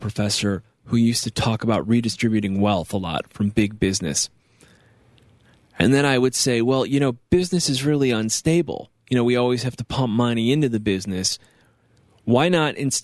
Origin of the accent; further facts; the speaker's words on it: New York, United States; My home state